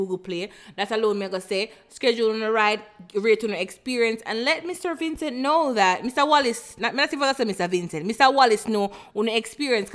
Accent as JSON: {"language": "English", "town": "Kingston", "country": "Jamaica", "moved": "yes", "lives_now": "United States", "said": "as a person from the Caribbean myself, I'm from Jamaica, downtown Kingston"}